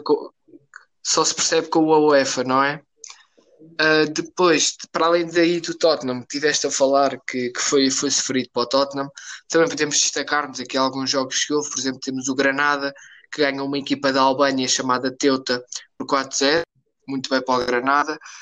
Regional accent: Portugal; Como português

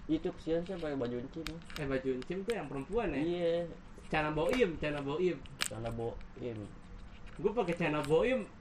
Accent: Java, Indonesia; gue gue gue kan dari Jawa kan

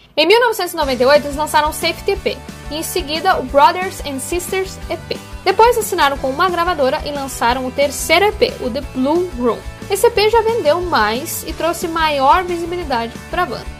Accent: Passo Fundo, Rio Grande do Sul, Brazil; cidade de Passo Fundo, né? Minha cidade natal

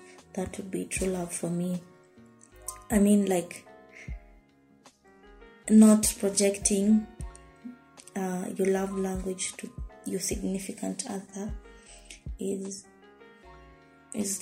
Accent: Nairobi, Kenya; I'm from Nairobi, Kenya

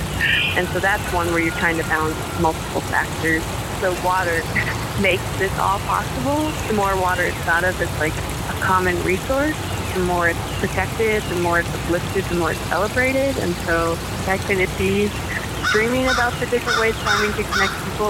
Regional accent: Mankato, Minnesota, United States; also born or lived in Litchfield, Minnesota / Morris, Minnesota; I'm from Mankato, Minnesota.

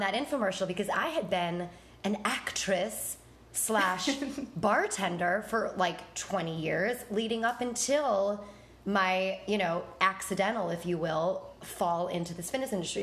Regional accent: Buffalo, New York, United States; moved away as an adult; I'm from Buffalo

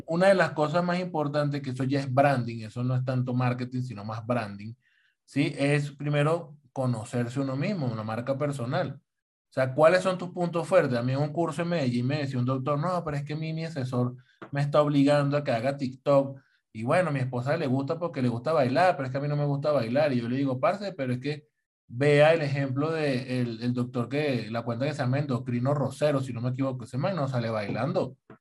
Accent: Venezuela; now in Colombia; Díaz Cabrera es venezolano, igual que yo

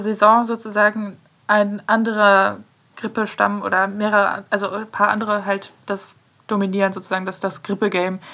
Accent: Aurich, Lower Saxony, Germany; moved away; zurück nach Aurich, also meine, meine Heimat

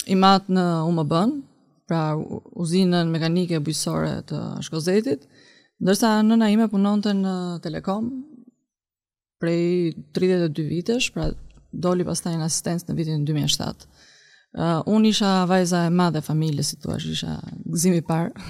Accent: Durrës, Durrës County, Albania; kam lindur në Durrës në 1983 në nëntor. Dhe jam uh, vajza e madhe e familjes, pra kam dhe dy vëllezër të tjerë.

